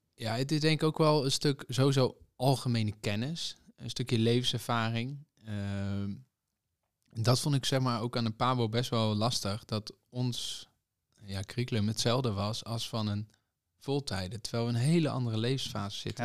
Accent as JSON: {"language": "Dutch", "town": "Zwolle", "region": "Overijssel", "country": "Netherlands", "said": "Ik kom uit Zwolle"}